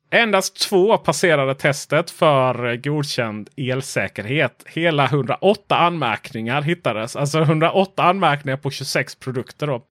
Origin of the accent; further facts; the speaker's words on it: Sweden; vår fördom som svenskar